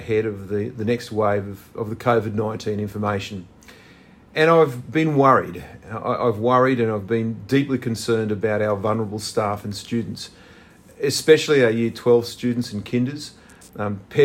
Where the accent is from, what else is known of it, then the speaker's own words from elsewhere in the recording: Australia; now in New South Wales, Australia; my home state